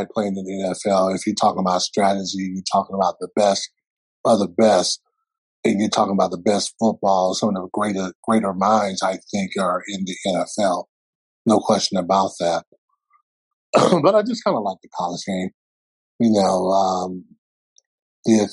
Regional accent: South Carolina, United States; Clemson is about almost 4 hours away from my hometown.

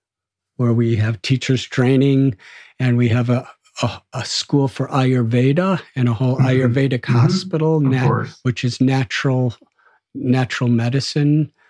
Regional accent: Chicago, Illinois, United States; now in India; When I told him I'm from Chicago, he just lit up.

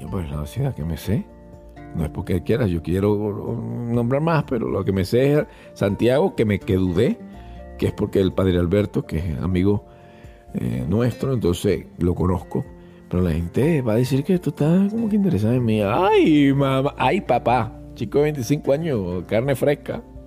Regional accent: Venezuela; soy venezolano y eso se utiliza en Venezuela

